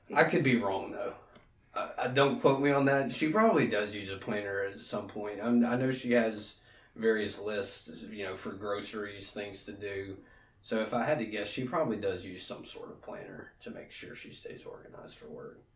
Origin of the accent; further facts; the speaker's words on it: Alexandria, Louisiana, United States; moved away as an adult; also born or lived in Baton Rouge, Louisiana; I'm from Alexandria. Went to uh, Menard uh, Menard High School, which is a private Catholic school in Alexandria